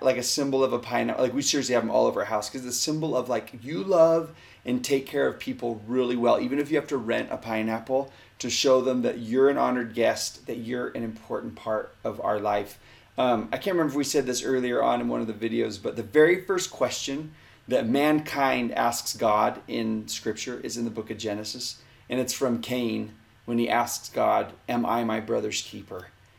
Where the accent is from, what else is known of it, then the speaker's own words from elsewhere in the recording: Texas, United States; I grew up down in Texas, and the southern symbol of hospitality is a pineapple.